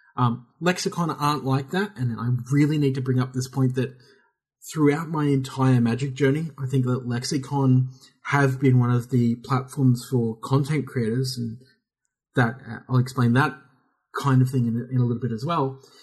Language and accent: English; Australia; we're Australian